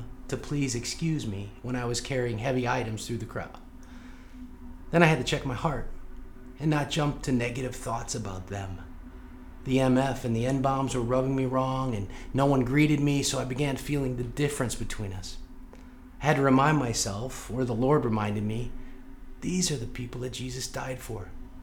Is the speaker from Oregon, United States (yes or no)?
no; St. Louis, Missouri, United States; I grew up in South St. Louis